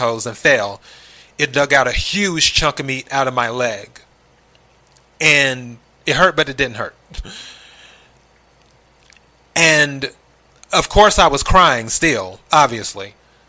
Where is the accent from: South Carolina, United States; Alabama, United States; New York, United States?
South Carolina, United States; moved away; I'm originally from the South, South Carolina, to be exact.